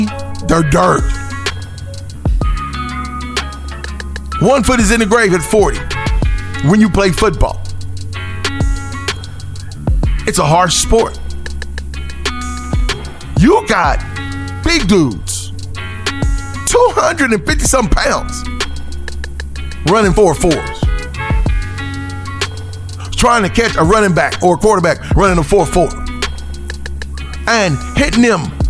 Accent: United States; what makes us black Americans

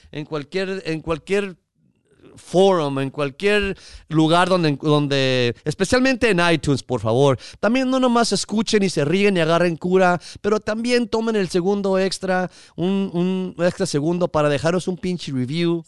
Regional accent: United States; siendo mexicano, chicano yo también

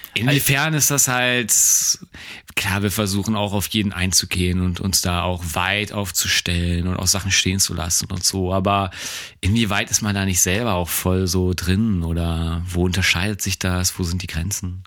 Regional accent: Germany; wir sind ja nun mal jetzt Deutsche

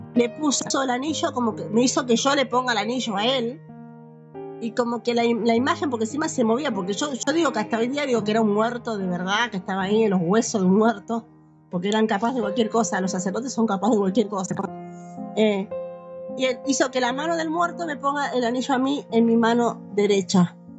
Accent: Buenos Aires Province, Argentina; now in Misiones, Argentina; yo nací en la provincia de Buenos Aires

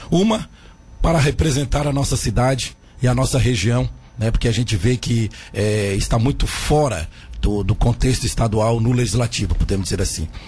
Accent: Tubarão, Santa Catarina, Brazil; eu sou nato de Tubarão, eu cresci nascia em Tubarão, né? Aqui na, no charmoso

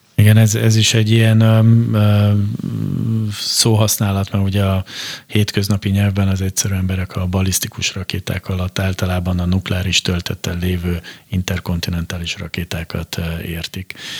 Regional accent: Hungary; mi a magyarként itt a Kárpát-medencében arra szocializálódtunk be

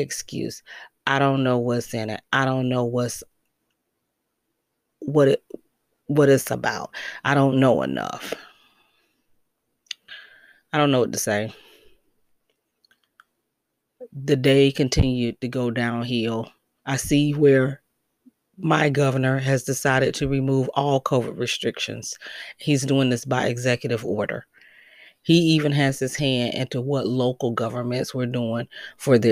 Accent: United States; moved away as an adult; also born or lived in Detroit, Michigan / Connecticut; I have my family here. I was born and raised here

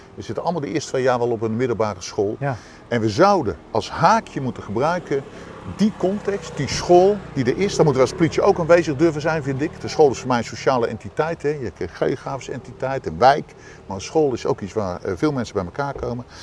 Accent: The Hague, South Holland, Netherlands; als Hagenaar

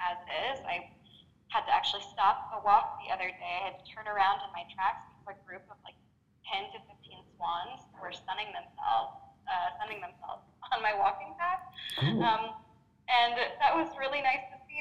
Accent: United States; now in France; I'm becoming American again.

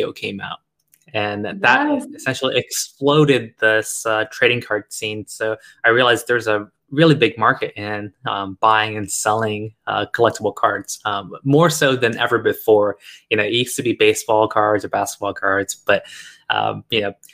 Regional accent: United States; also born or lived in China; years and years of growing up and living in America

